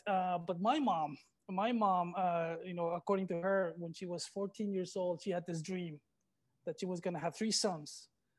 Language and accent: English; Rosarito, Baja California, Mexico; also born or lived in Tijuana; I was born in Tijuana, and my father had a curio shop here in Rosarito Beach. So then this is where I lived. We lived in the back of the curio shop.